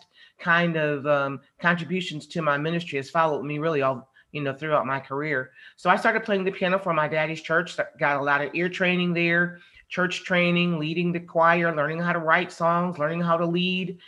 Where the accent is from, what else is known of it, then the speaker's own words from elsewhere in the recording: Jackson, United States; I grew up there in Jackson, started playing the piano in my father's church.